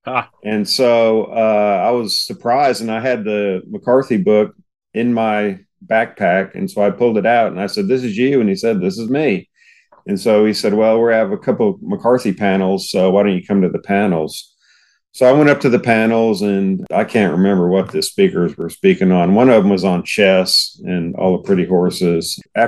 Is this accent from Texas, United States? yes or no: yes; Houston, Texas, United States; I grew up in Houston and was an Astros buddy.